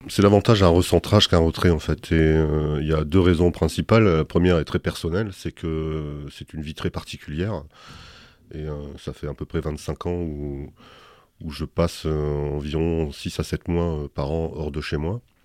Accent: Dunkirk area, Hauts-de-France, France; now in Bordeaux, France; Je suis né à Dunkerque effectivement et j'ai grandi dans un, village qui est le, village le plus septentrional de France, puisque j'étais à la frontière belge

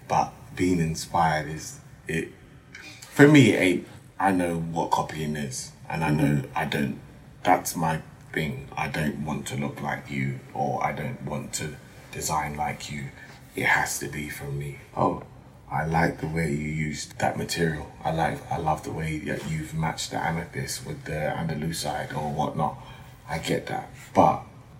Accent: Ashanti, Ghana; Very important, especially as I'm Ashanti. Ashanti's wear that with pride.

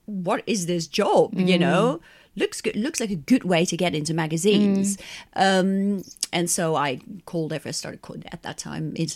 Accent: Netherlands; moved away as an adult; now in England; I'm from Holland

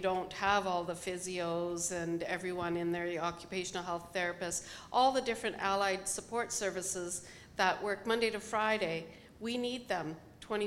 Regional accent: Canada; We're Canadian

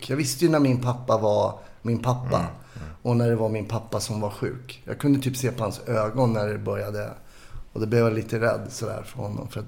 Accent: Stockholm, Stockholm County, Sweden; är uppvuxen i Kärrtorp heter det, lite söder om Söder.

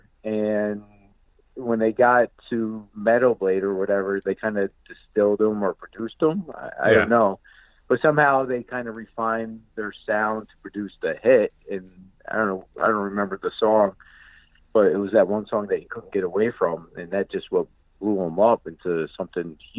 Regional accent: Albany, New York, United States; now in Queensbury, United States; I'm originally from Albany, and just over time, I've just gravitated more and more north

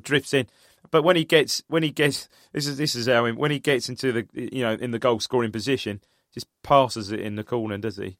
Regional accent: United Kingdom; I grew up in Charter

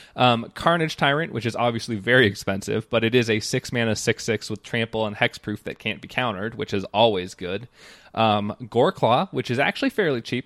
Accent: New Mexico, United States; moved away; I'm, I'm from New Mexico.

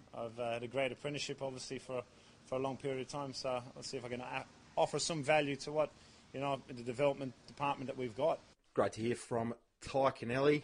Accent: Ireland; now in Australia; an Irishman teaching Australian people how to play the game of AFL football

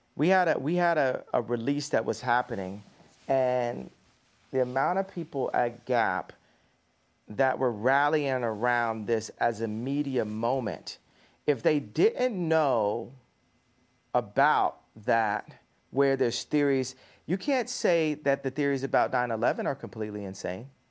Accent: Chicago, Illinois, United States; moved away; my hometown?

